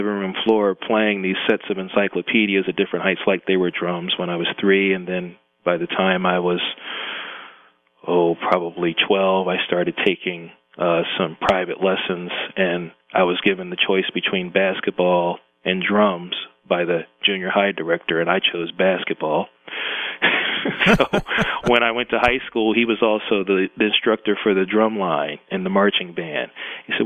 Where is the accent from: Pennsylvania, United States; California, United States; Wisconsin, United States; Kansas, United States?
Pennsylvania, United States; Philadelphia; born or raised there; also born or lived in Brooklyn, New York / Voorhees, New Jersey